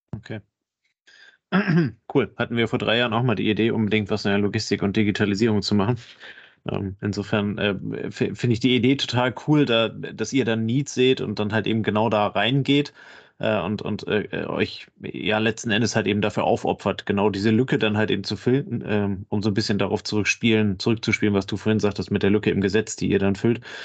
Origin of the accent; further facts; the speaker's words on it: Kiel, Schleswig-Holstein, Germany; Kann ich als Kieler Sprotte nur absolut unterschreiben